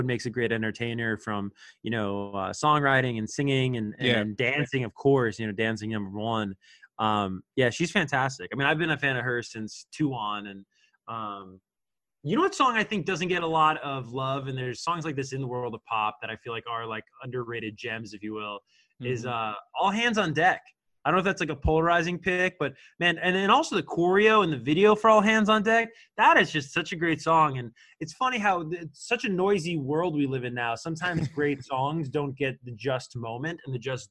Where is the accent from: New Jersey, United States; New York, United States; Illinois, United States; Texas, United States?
New Jersey, United States; Ho-Ho-Kus; I grew up in Northern New Jersey